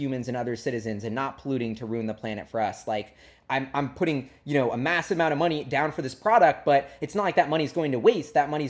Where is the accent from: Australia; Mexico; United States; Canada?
United States; New York; And why I love walking everywhere as a New Yorker and even in Seattle, wherever, whenever I can